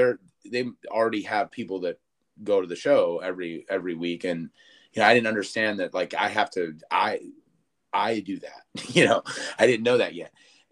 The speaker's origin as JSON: {"language": "English", "town": "Springfield", "region": "Massachusetts", "country": "United States", "tie": "born or raised there", "moved": "yes"}